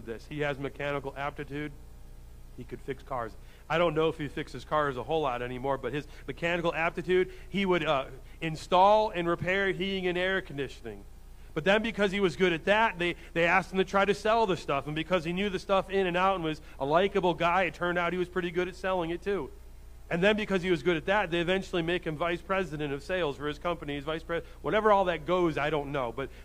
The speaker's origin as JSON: {"language": "English", "country": "United States", "said": "as American Christians"}